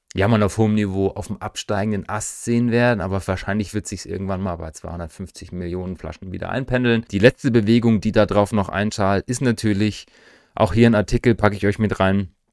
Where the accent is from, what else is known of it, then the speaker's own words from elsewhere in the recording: East Germany, Germany; für mich jetzt als Ostdeutscher